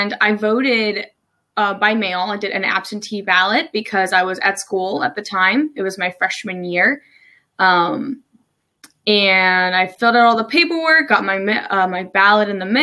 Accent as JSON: {"language": "English", "region": "New Jersey", "country": "United States", "moved": "as an adult", "lives_now": "Maryland, United States", "said": "I'm originally from New Jersey. I moved to Maryland about almost 3 years ago now."}